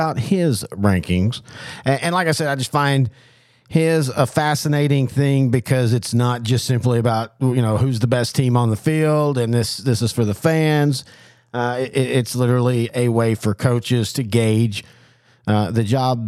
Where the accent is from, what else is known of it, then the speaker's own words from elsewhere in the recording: East Texas, United States; I'm from East Texas